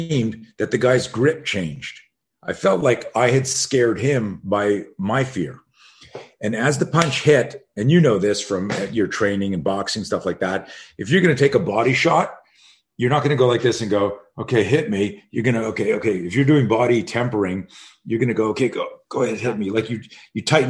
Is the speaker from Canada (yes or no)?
yes; Canada; I grew up in Canada